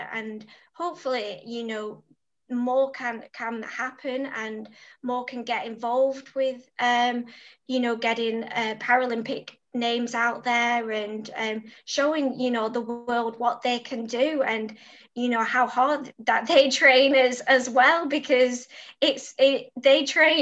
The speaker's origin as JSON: {"language": "English", "town": "Preston", "region": "North West England", "country": "United Kingdom", "said": "the support I got from Preston"}